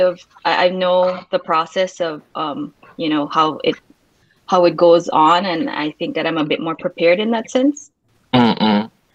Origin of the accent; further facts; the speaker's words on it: Belize; moved away as an adult; now in Taiwan; I'm also from Belize